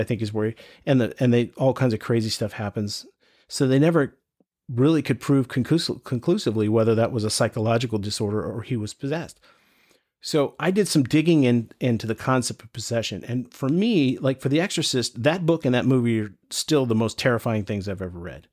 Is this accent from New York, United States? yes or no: no; North Carolina, United States; I grew up here in North Carolina